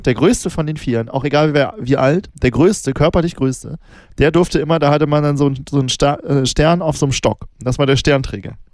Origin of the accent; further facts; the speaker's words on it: Northern Germany, Germany; ich komme ja aus Norddeutschland